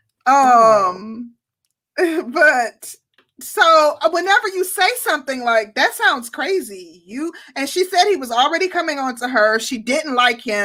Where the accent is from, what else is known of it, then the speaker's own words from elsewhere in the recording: Milwaukee, Wisconsin, United States; moved away; I'm from Milwaukee